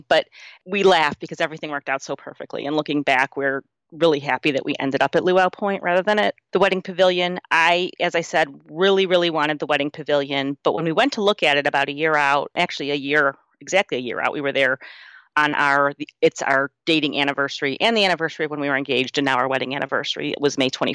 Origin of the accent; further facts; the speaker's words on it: Cleveland, Ohio, United States; I grew up in Cleveland. Our beach is Lake Erie